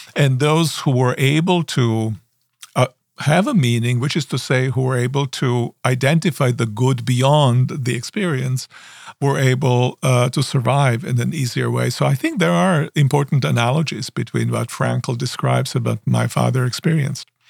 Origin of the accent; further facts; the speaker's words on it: Osijek, Osijek-Baranja County, Croatia; now in United States; I was born in Croatia, in small town, uh, by the name of Osijek, and my Um, father was at that time, uh, in, um, training to become a minister, so that I grew up